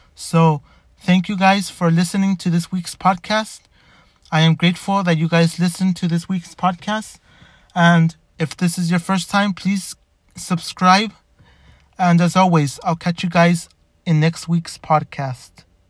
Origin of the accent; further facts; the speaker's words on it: Los Angeles, California, United States; I was born in Boyle Heights. I was born in White Memorial back in September.